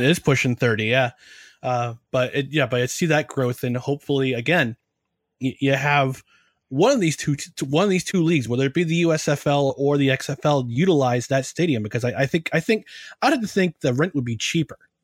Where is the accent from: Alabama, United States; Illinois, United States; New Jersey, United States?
New Jersey, United States; moved away; also born or lived in New York area; I was born in New Jersey. I was still living there.